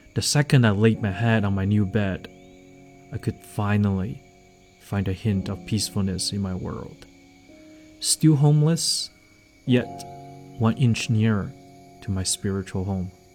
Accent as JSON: {"language": "English", "region": "Liaoning", "country": "China", "tie": "born or raised there"}